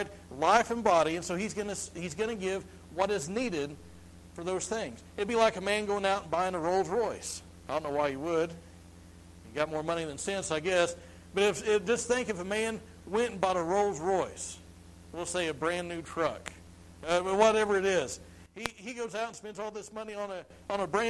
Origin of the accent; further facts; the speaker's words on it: Missouri, United States; I'm from Missouri.